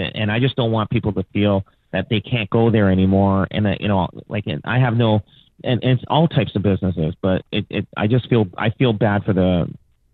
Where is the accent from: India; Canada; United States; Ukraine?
Canada; born and raised in Canada.